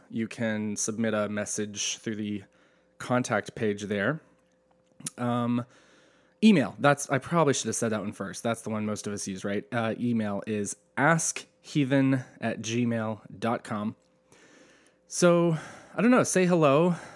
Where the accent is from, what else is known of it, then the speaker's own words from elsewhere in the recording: Asheville, North Carolina, United States; now in Southern California, United States; I'm from Asheville, North Carolina. My world was church